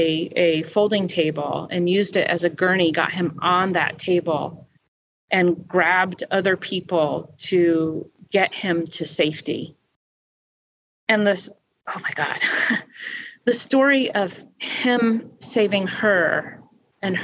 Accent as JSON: {"language": "English", "region": "New Jersey", "country": "United States", "said": "I'm from New Jersey"}